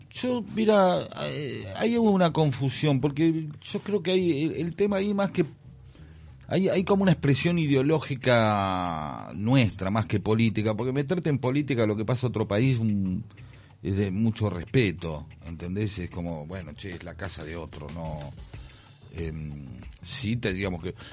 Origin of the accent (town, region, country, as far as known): Argentina